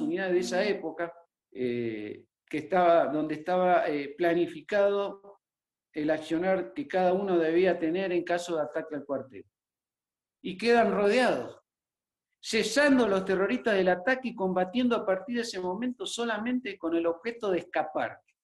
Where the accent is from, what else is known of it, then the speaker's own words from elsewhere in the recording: Formosa, Argentina; Formosa, mi provincia natal